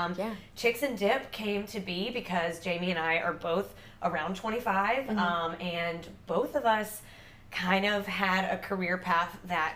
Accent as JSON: {"language": "English", "region": "Mississippi", "country": "United States", "moved": "as an adult", "lives_now": "Savannah, United States", "said": "I'm from Mississippi, and I've been in Savannah also about 3 years, a little over 3 years."}